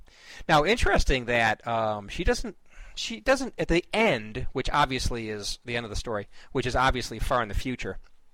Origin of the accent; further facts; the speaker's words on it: Chicago, Illinois, United States; moved away; being a Chicagoan originally